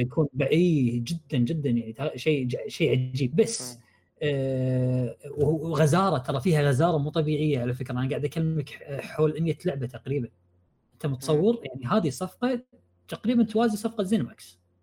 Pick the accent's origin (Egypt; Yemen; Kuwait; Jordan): Kuwait; انا كويتي